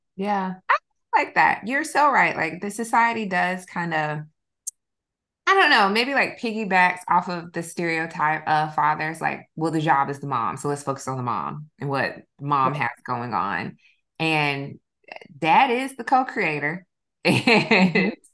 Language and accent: English; South Georgia, United States; my old my hometown. I'm from South Georgia